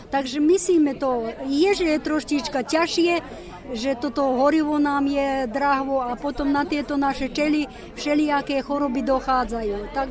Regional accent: Lug, Vojvodina, Serbia; moved away; ja som rodom z ťato, z Lúgu.

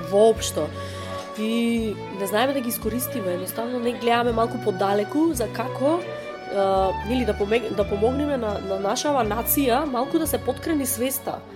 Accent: Kruševo, Pelagonia, North Macedonia; also born or lived in Bitola; јас сум од Крушево и тој од Крушево

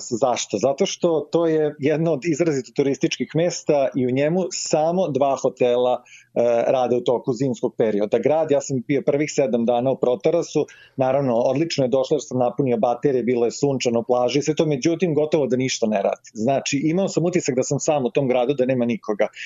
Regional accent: Serbia; kod nas u Srbiji

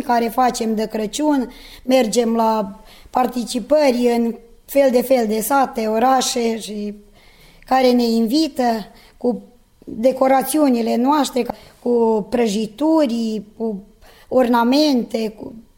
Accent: Seleuš, Vojvodina, Serbia; sunt din Seleuș, sunt angajată la comunitatea locală din Seleuș

